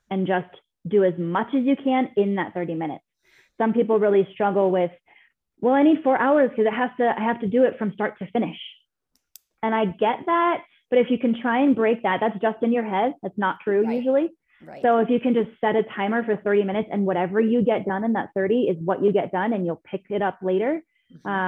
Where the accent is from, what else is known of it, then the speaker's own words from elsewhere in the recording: Scotland, United Kingdom; It's like Loch Ness. I'm Scottish.